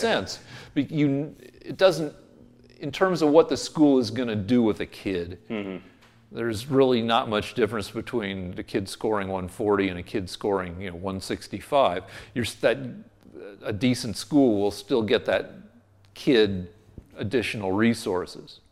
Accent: Boulder, Colorado, United States; moved away; also born or lived in Albuquerque, New Mexico; University of Colorado, which is my hometown school

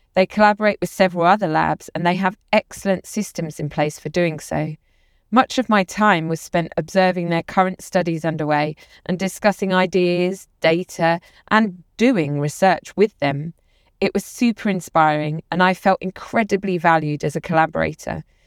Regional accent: London, United Kingdom; The lab also welcomed me to Austin as a Londoner

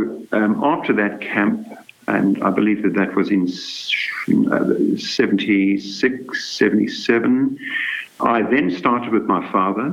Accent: Durban, KwaZulu-Natal, South Africa; In fact, this was when I was still a child, growing up near Durban.

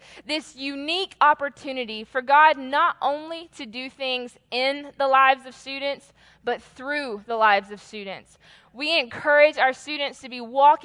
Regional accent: Atlanta, Georgia, United States; I am from Atlanta

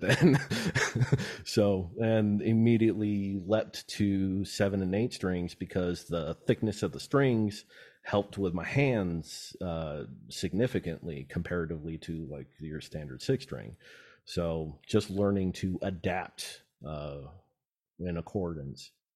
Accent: Antelope Valley, California, United States; I'm a desert rat, kinda born and raised in the Yellow Valley

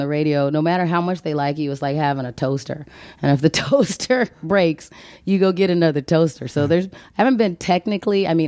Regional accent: Phoenix, Arizona, United States; moved away as an adult; also born or lived in Colorado; I grew up in Phoenix, Arizona

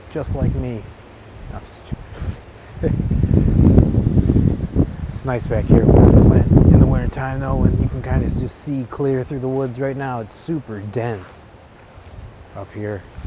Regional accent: Taylor, Michigan, United States; in my hometown, which is a suburban city called Taylor.

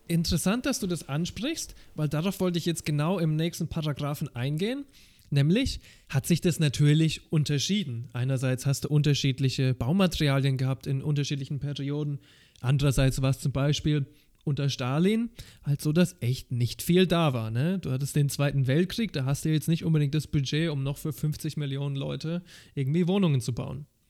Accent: Germany; Als ein Deutscher, der in der Stadt wohnt, wo es recht teuer ist zu mieten

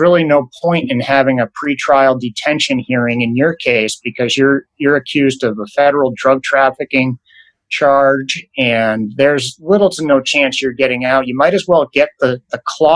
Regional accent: Portland, Maine, United States; moved away; I'm from Portland, Maine originally, so I'm a Northeast guy too

